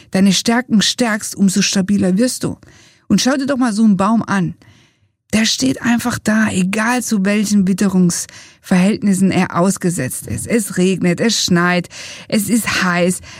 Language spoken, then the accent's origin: German; Italy; wir sagen als Italiener alla prossima.